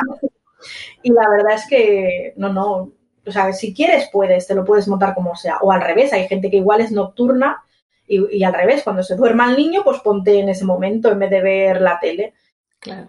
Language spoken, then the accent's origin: Spanish; Barcelona, Catalonia, Spain; yo soy de Barcelona